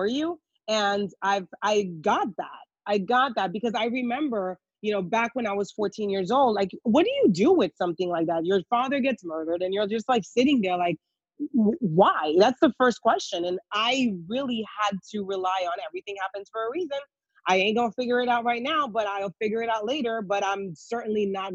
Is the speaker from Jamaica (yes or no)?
no; Haiti; moved away; also born or lived in New York; I grew up in Haiti.